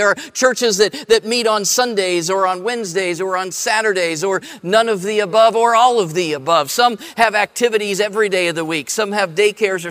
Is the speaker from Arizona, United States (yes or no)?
no; Columbus, Ohio, United States; I grew up in Columbus.